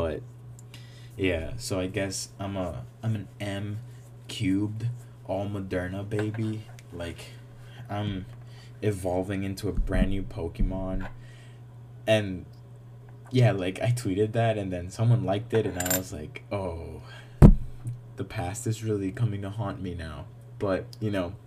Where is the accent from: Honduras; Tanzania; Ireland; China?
Honduras; moved away; I'm from Honduras